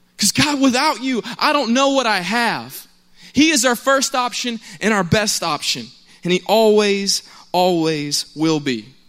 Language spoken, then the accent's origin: English; Cobb County, Georgia, United States; I'm from Cobb County. It's not too far away, but I was close to the Douglasville side of things